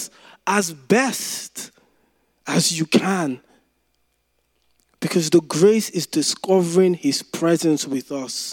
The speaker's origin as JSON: {"language": "English", "country": "Nigeria", "tie": "born or raised there", "said": "when I was growing up in Nigeria"}